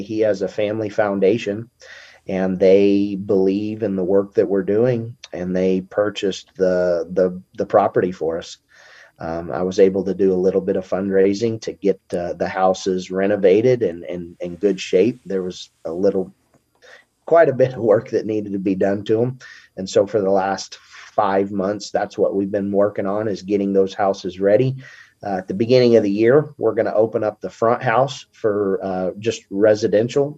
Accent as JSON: {"language": "English", "town": "Montrose", "region": "Colorado", "country": "United States", "tie": "born or raised there", "also_born_or_lived": "Oklahoma", "said": "I grew up in Colorado."}